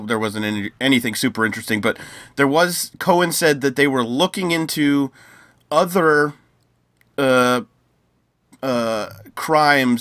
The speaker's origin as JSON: {"language": "English", "country": "United States", "said": "as an American"}